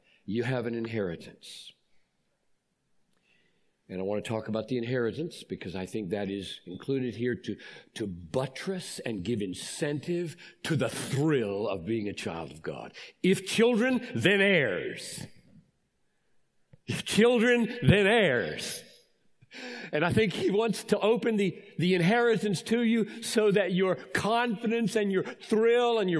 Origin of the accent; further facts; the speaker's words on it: Greenville, South Carolina, United States; I grew up in Greenville, South Carolina